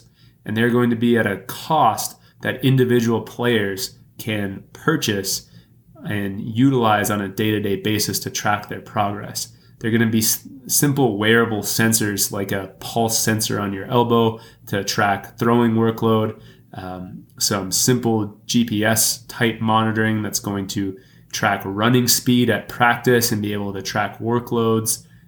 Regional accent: Texas, United States; now in Milwaukee, United States; Growing up in Texas

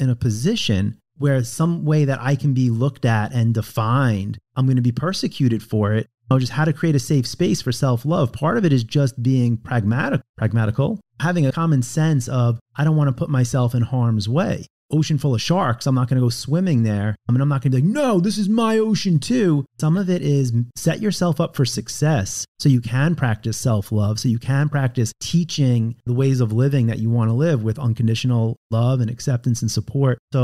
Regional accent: Long Island, New York, United States; moved away; also born or lived in California; I was raised in Long Island in a very Jewish community.

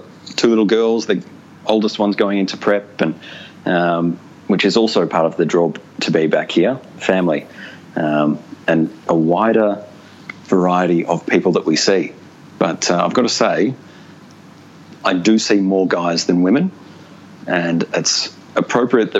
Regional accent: Ballarat, Victoria, Australia; moved away as an adult; also born or lived in Darwin; I grew up in Ballarat, which is in country Victoria, about an hour and a half northwest of Melbourne.

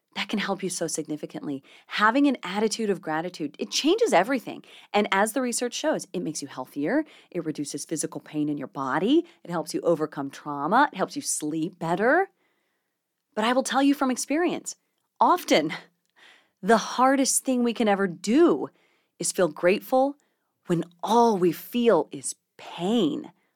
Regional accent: South Carolina, United States; also born or lived in Clovis, New Mexico; I grew up in South Carolina, right along the coast, but I was actually born in Clovis

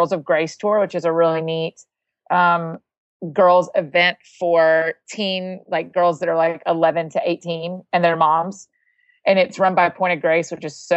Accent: Marietta, Georgia, United States; now in Nashville, United States; I'm an author and a speaker based out of Nashville, Tennessee, but I'm originally from Marietta, Georgia

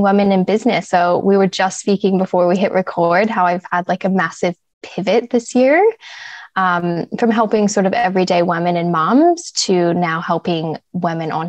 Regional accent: Wyoming, United States; moved away as an adult; also born or lived in southern Sydney, Australia; now in Sydney, Australia; I'm originally from America. So I was born and raised in Wyoming, which is a tiny little country town in the US.

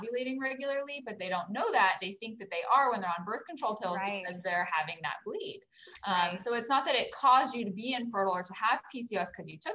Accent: Orange County, California, United States; also born or lived in Los Angeles, California; I grew up in the Orange County area, so I'm a local girl.

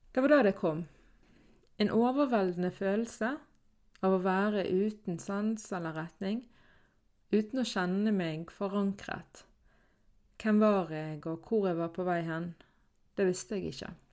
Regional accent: Norway; Så jeg er jo da født og oppvokst i Norge, men er krysskulturell fordi at mine foreldre flyttet fra Palestina til Norge

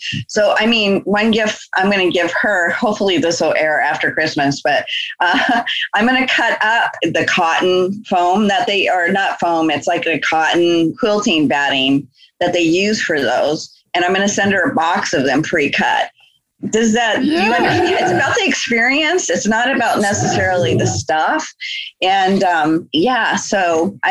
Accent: Anchorage, Alaska, United States; we grew up together in Anchorage, Alaska.

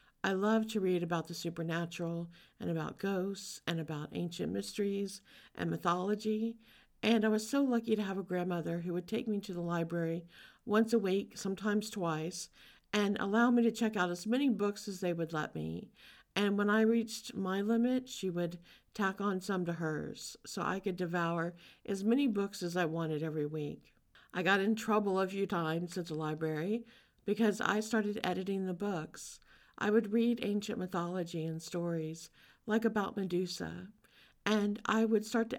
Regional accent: Louisiana, United States; I was born in Louisiana. I grew up around such a rich cultural heritage. Louisiana is different than almost any other state in the U.S.

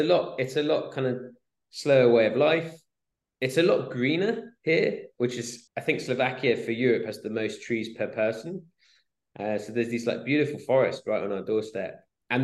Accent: Swansea, Wales, United Kingdom; moved away as an adult; also born or lived in Exeter / Bristol / London; I grew up in Swansea, in Wales.

